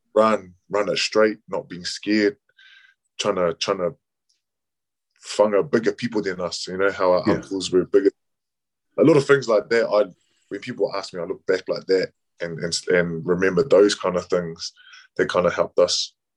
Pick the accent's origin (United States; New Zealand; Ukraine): New Zealand; a Kiwi Kiwi born Samoan